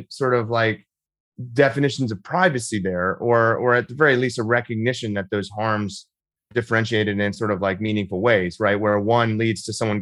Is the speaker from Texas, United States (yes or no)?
yes; Texas, United States; I'm in Texas right now. I'm from Texas, and I live here